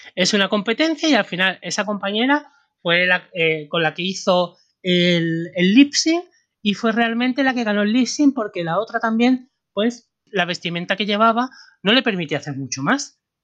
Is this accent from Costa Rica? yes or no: no; Spain; sabiendo cómo somos los españoles